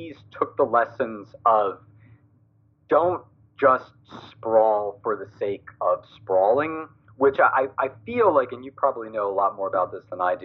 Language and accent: English; New York, United States; now in Connecticut, United States; I grew up in New York, so I'm used to the big cities